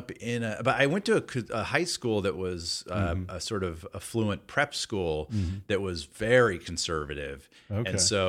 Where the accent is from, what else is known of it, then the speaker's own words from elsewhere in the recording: Atlanta, Georgia, United States; Yeah, I grew up in Atlanta, and and my parents are very Southern. Mom's from Tennessee, and Dad's from Alabama.